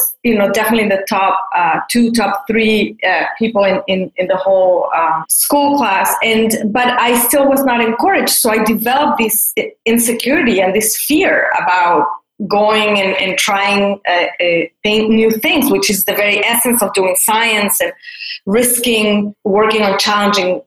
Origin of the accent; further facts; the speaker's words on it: Mexico City, Mexico; I grew up in Mexico City, and I was part of a fairly conservative community